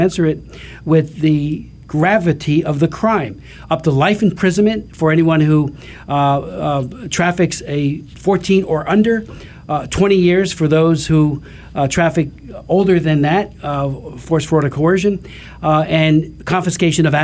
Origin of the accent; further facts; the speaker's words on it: Hamilton Township, New Jersey, United States; my hometown of Hamilton Township, New Jersey